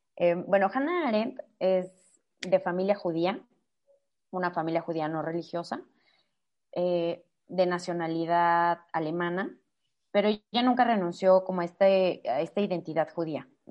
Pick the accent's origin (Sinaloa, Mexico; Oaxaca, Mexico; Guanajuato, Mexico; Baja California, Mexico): Guanajuato, Mexico; Irapuato; soy de Guanajuato, de Irapuato eh, específicamente